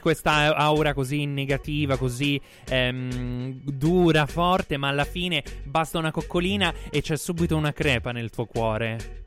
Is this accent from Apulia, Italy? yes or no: yes; Salento, Apulia, Italy; noi siamo tutti eh. salentini